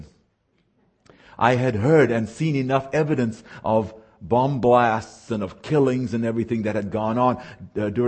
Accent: South Africa; moved away; I was born and raised in the Republic of South Africa.

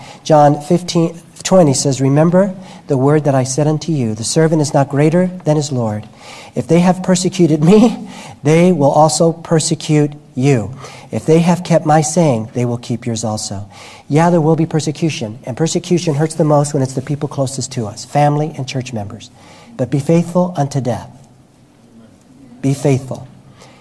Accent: New York, United States; I'm Cuban background. I'm a tofu Cuban. I was born in Manhattan, but my parents are Cuban.

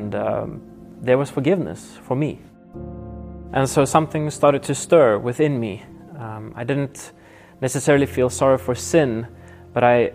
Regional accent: Nelspruit, Mpumalanga, South Africa; I was born in South Africa in the town of Nelspruit, close to the Kruger National Park

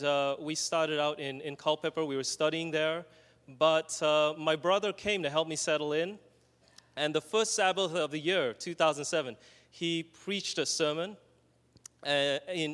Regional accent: Australia; moved away; My brother and I, we come from Australia

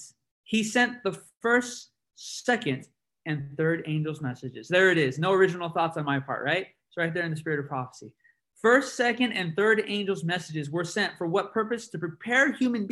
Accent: San Bernardino, California, United States; I come from San Bernardino, California

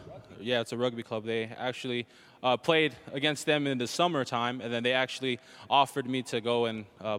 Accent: Salt Lake City, Utah, United States; Salt Lake City, Utah.

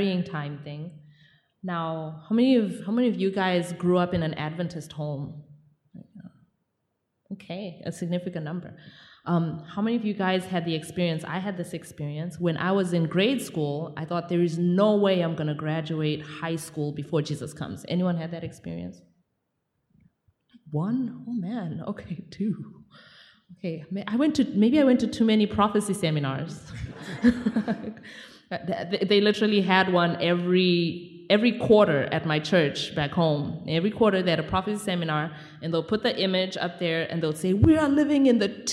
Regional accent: Zimbabwe; I'm from Zimbabwe

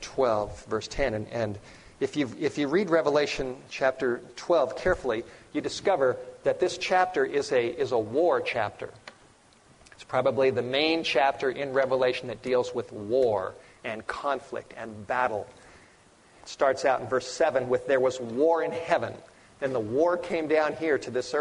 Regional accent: Los Angeles, California, United States; I grew up in the Hollywood Hills

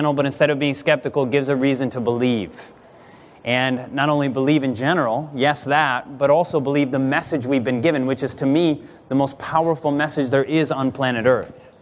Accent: Grand Rapids, Michigan, United States; I was born in Grand Rapids, Michigan

